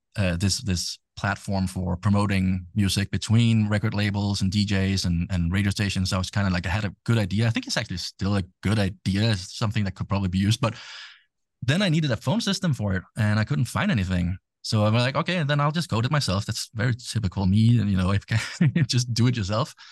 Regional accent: Denmark; English is a second language; I'm from Denmark

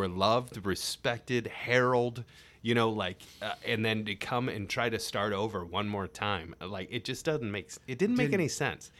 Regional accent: Cleveland, Ohio, United States; also born or lived in Indiana; because although I'm from Cleveland, you know, like we lived in the suburbs. Right. And then when I lived in Indiana

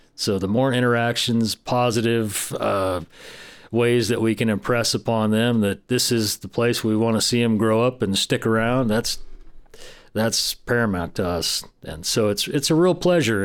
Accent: Del Norte County, California, United States; I grew up in Del Norte County. I have strong roots here

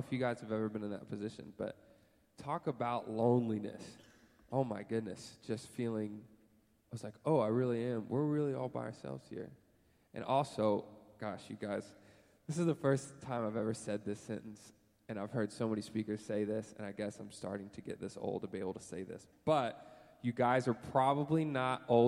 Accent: United States; I was born in America

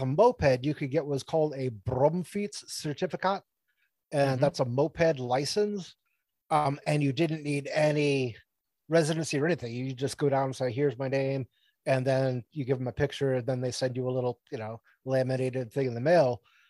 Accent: Sunnyvale, California, United States; also born or lived in Massachusetts; so I grew up in Massachusetts like in my adolescence, but then my teenage years I grew up in California, in Sunnyvale, California.

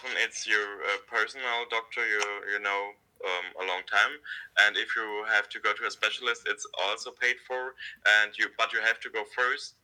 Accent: Würzburg, Bavaria, Germany; moved away as an adult; now in Berlin, Germany; I'm from Würzburg

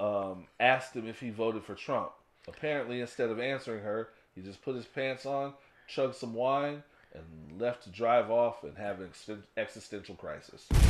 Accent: United States; we are American

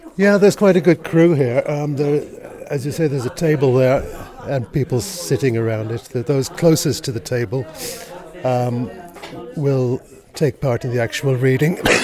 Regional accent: Dublin, Leinster, Ireland; now in Stockholm, Sweden; growing up in Dublin

